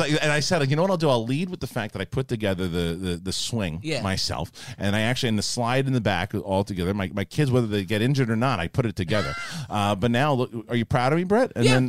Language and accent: English; Lowell, Massachusetts, United States; And Coy, I'm from Lowell.